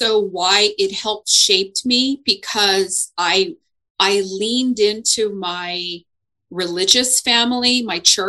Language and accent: English; Houston, Texas, United States; I am a native Houstonian.